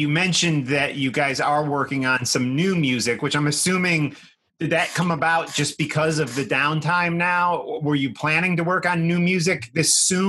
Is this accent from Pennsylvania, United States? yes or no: yes; Pittsburgh, Pennsylvania, United States; also born or lived in New York, New Jersey area; now in New Jersey, United States; Pittsburgh is my home, near my hometown. I'm in like the New York, New Jersey area now